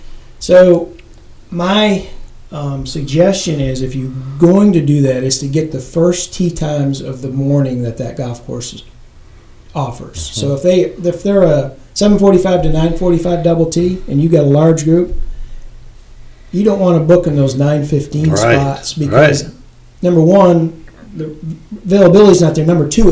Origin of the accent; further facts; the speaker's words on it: Pennsylvania, United States; It's like I'm being from Pennsylvania and Heslin.